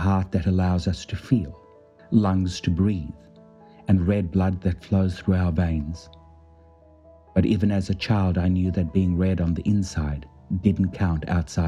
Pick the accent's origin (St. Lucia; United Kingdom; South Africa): South Africa; Life as a young boy growing up in South Africa